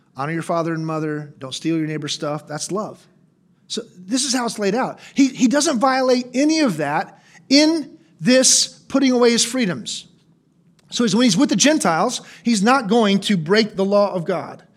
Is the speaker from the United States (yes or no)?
yes; United States; I'm an American.